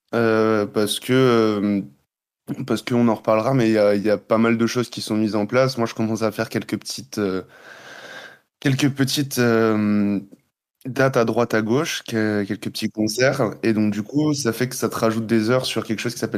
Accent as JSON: {"language": "French", "region": "Guadeloupe", "country": "France", "also_born_or_lived": "Montreal, Canada", "moved": "as an adult", "said": "Euh, je suis parti à 18 ans de Guadeloupe. je suis allé faire 4 ans à Montréal, donc un peu loin."}